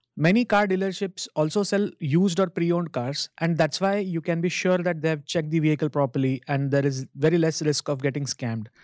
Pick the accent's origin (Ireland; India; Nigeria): India; moved away as an adult; now in Ontario, Canada; My home country, India